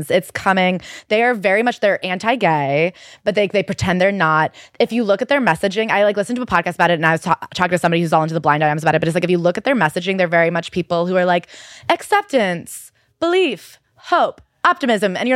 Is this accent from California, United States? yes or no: no; New York, United States; Well, as a New Yorker